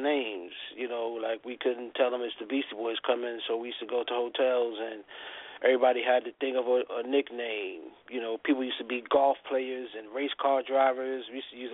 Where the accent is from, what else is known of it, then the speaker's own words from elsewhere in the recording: New York City, New York, United States; Jay, Russell, and everybody that I grew up with in Hollis